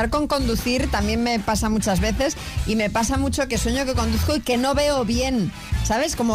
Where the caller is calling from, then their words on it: Madrid, Community of Madrid, Spain; de Madrid